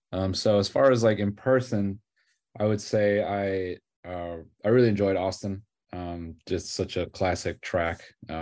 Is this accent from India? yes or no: no; Toronto, Ontario, Canada; born there; So I was born in Toronto.